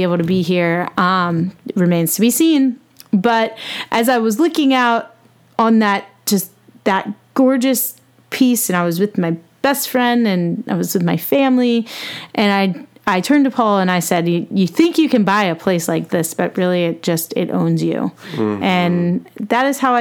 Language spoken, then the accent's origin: English; United States; I'm an American